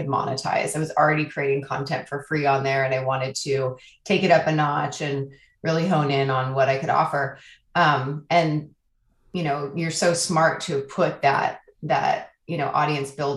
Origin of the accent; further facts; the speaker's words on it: Oakland, California, United States; now in Portland, United States; I hail from Portland, Oregon, originally from Oakland, California.